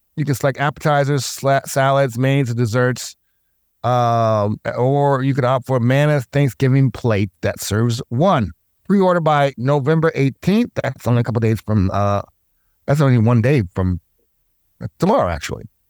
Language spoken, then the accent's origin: English; the South, United States; now in Milwaukee, United States; growing up in the South